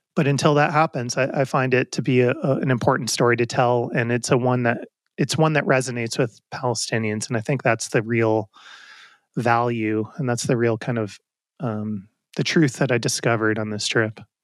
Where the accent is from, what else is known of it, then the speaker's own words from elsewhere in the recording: Westchester County, New York, United States; also born or lived in Brooklyn, New York; I grew up in New York, and, um, in, I was born in Brooklyn and, uh, lived in a couple different places in Westchester County, just north of the city growing up